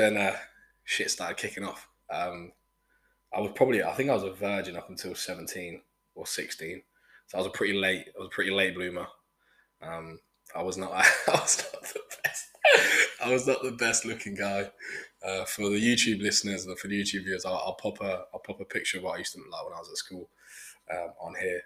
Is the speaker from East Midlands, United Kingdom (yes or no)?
yes; Brackley, East Midlands, United Kingdom; also born or lived in Ingolstadt, Germany / Melbourne, Australia; from Brackley, my hometown